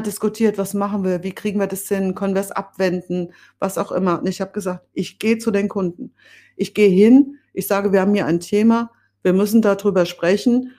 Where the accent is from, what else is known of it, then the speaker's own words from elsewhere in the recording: Bad Orb, Hesse, Germany; ich stamme ja aus Bad Orb im Spessart und aufgewachsen bin ich auf der Wegscheide